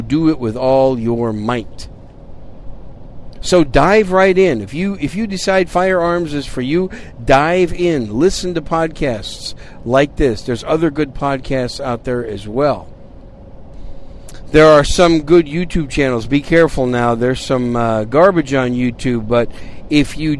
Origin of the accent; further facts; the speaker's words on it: Wisconsin, United States; also born or lived in New York City; now in San Antonio, United States; I was born in New York City. At a very early age, my family moved to Wisconsin, so I'm a cheesehead from Wisconsin